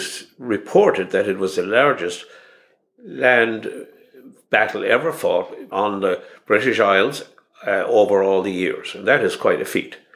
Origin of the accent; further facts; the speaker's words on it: Ballinasloe, Connacht, Ireland; Bandyslaw town, which is kind of my hometown